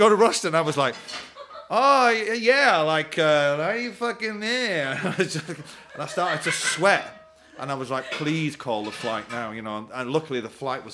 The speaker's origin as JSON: {"language": "English", "town": "Manchester", "region": "North West England", "country": "United Kingdom", "tie": "born or raised there", "moved": "yes", "lives_now": "London, United Kingdom"}